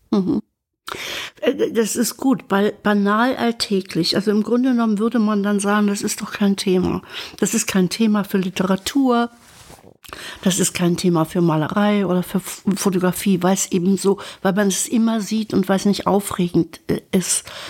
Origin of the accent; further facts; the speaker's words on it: Berka, Thuringia, Germany; moved away; ich kam aus diesem Dorf Berka, die in Sondershausen war fünf Kilometer entfernt